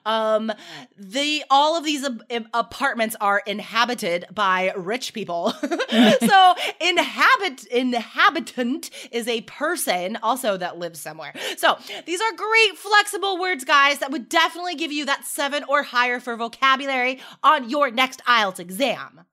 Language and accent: English; Carson City, Nevada, United States; now in Portland, United States; I grew up, I grew up in Carson City, Nevada